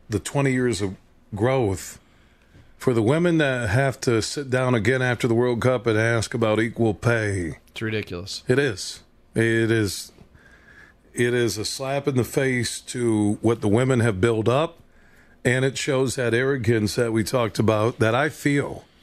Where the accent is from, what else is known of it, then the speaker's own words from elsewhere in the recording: Canada; No, I'm a Canadian.